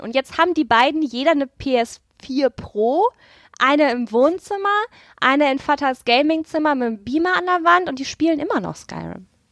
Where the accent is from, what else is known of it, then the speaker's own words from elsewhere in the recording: North Rhine-Westphalia, Germany; Ich komme aus NRW, ich habe keine Berge oder dichten Nadelwälder